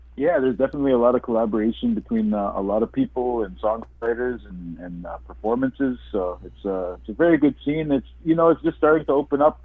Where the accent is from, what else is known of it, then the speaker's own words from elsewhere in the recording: Little Saskatchewan First Nation, Interlake, Manitoba, Canada; I come from the Little Saskatchewan First Nation, located in the heart mm-hmm. of the mm-hmm. Interlake